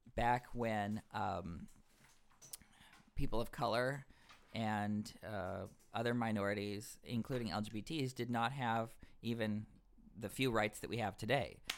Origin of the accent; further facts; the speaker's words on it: the South, United States; I'm from the South as well